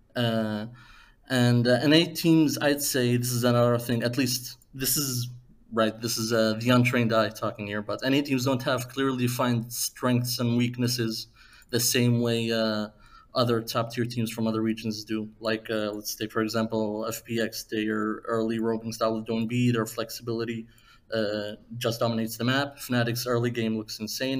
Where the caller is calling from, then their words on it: Aveiro, Portugal; I'm calling from uh, Aveiro, Portugal